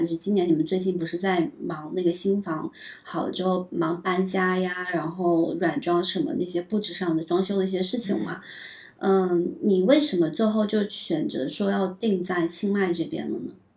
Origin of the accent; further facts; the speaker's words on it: southern China, China; moved away; also born or lived in Beijing / Shanghai; 我也是南方人